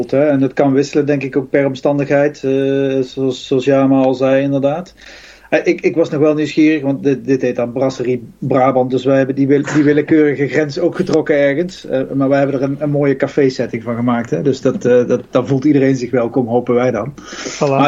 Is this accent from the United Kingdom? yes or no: yes; England, United Kingdom; Dutch is a second language; ik kom, uit Engeland